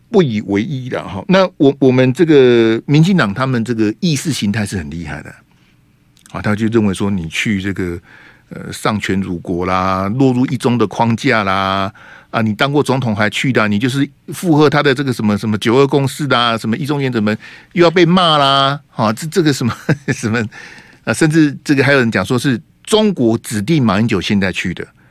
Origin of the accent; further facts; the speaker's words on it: Taiwan; 我们大部分台湾人的祖先啊，都是来自大陆啊